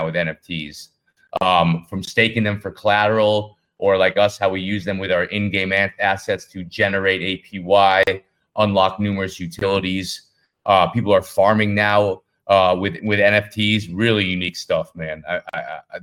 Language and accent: English; United States; I'm American.